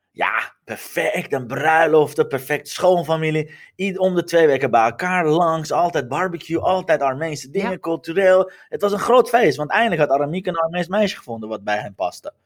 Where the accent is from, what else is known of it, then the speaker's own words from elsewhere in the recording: Iran; now in Netherlands; terug naar mijn geboorteland te gaan